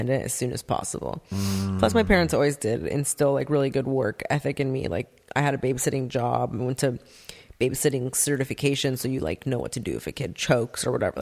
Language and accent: English; Santa Monica, California, United States; also born or lived in North Hollywood; now in Agoura Hills, United States; I grew up in Santa Monica, LA area